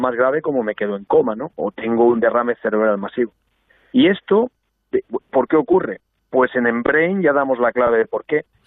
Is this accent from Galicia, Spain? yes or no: no; Albacete, Castilla-La Mancha, Spain; siendo albaceteño